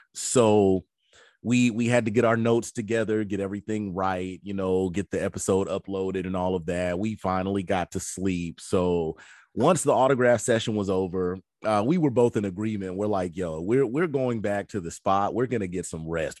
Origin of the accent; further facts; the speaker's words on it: Georgia, United States; we're from Georgia.